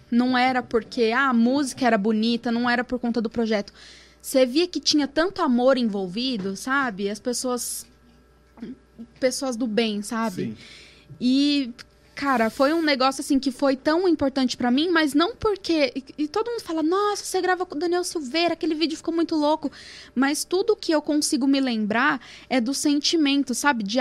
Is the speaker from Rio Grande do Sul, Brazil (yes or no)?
no; Santo André, São Paulo, Brazil; eu nunca saí de Santo André de sampa